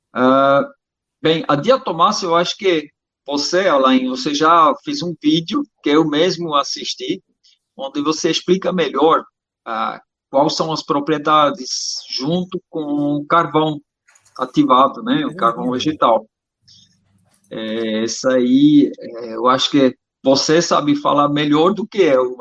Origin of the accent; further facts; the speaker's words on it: Switzerland; eu sou suíço, naturopata